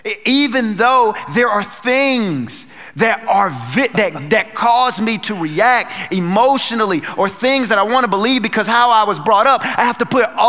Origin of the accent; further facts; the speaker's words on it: North Carolina, United States; moved away; I'm from North Carolina